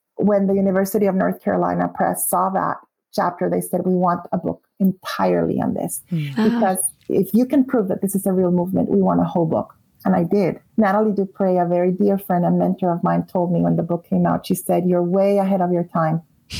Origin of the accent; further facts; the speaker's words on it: Guatemala; I would say I'm from Guatemala, and yes, some Latin Americans eat tacos, but you will only find fajitas in Mexican restaurants.